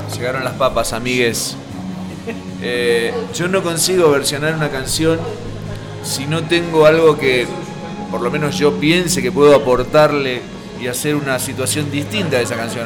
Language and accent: Spanish; Buenos Aires Province, Argentina; moved away as an adult; now in Buenos Aires, Argentina; Yo soy bonaerense. Entonces a los porteños los miro medio, aunque ahora hace años que vivo en la ciudad